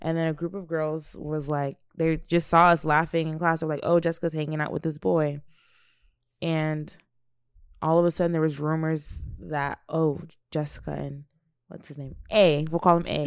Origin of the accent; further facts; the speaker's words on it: United States; also born or lived in Nigeria; Growing up in America as an African child